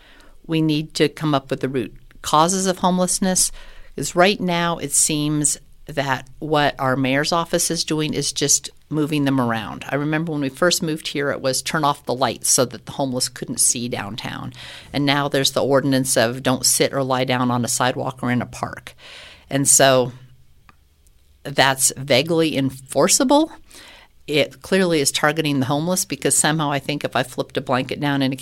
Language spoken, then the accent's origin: English; Scotland, United Kingdom; I'm Scottish, so if we can save money, save paper on the ballot